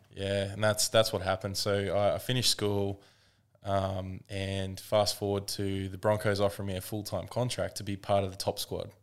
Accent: Woodford, Queensland, Australia; I grew up in Woodford

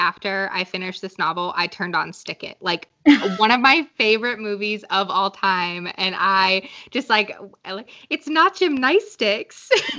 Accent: Falmouth, Massachusetts, United States; now in North Carolina, United States; I'm now live in North Carolina, but I grew up my whole life in Falmouth on the Cape.

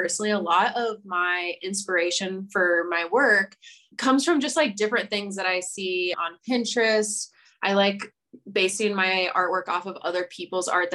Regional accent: Iowa, United States; now in Denver, United States; I'm from Iowa

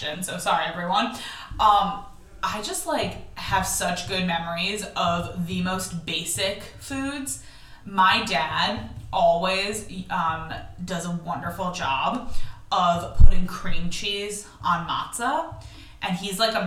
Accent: United States; moved away; also born or lived in Israel; I grew up in the United States in, like, an observant household

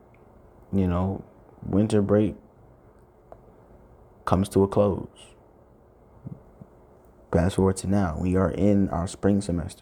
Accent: New York, United States; I'm from New York

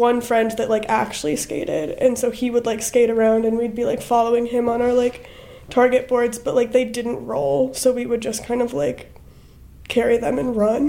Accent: Madison, Wisconsin, United States; also born or lived in Boston; now in Chicago, United States; I grew up in Madison, Wisconsin

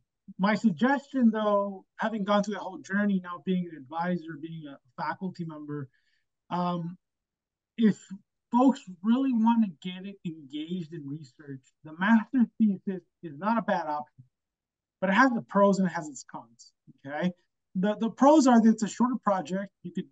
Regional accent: Chicago, Illinois, United States; And it was close to home. I'm from Chicago. U of I is 2 hours away.

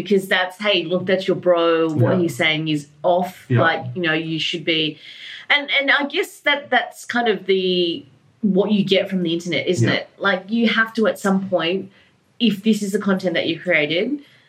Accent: Australia; me as Vietnamese, Chinese, Australian, but mainly because I grew up in Australia, so Australian

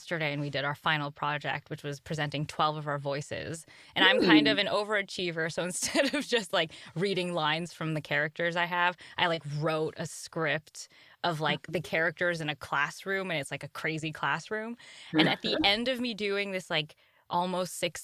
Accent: Canada; now in United States; my home country

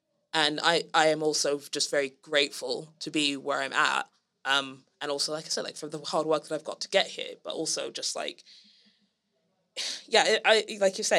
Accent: Senegal; now in London, United Kingdom; I'm half Gambian and half Liberian, and I grew up in Senegal, and I could have spent like the rest of my life in Senegal

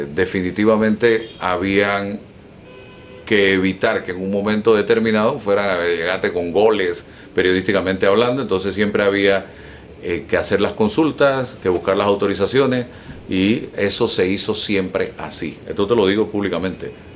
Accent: Panama; como panameño y como periodista

